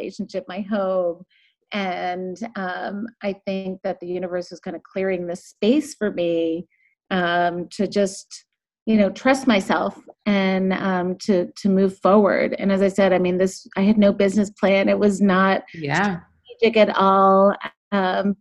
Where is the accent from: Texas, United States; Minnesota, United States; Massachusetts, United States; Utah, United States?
Massachusetts, United States; Boston; I grew up in the Boston area